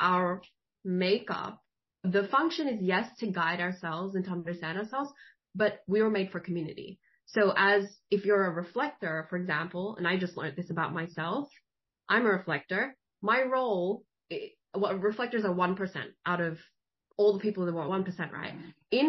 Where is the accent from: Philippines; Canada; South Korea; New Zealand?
Philippines; moved away; I'm Filipino. I was born in the Philippines